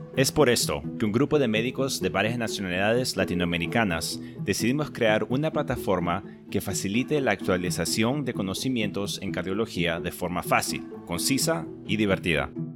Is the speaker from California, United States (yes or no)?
no; Georgia, United States; also born or lived in Peru; now in Boston, United States; yo solo estuve en Perú hasta los nueve años. Mi familia a esa, a esa edad decidió mudarse aquí a los Estados Unidos, a Georgia.